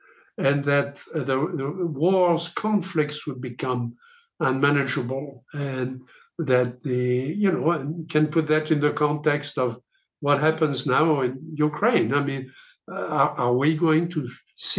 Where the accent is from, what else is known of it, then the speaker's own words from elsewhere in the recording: France; now in United States; I was born in France when France was essentially, you know, invaded by the Germans. So the first 5 years of my life, I was in occupied France.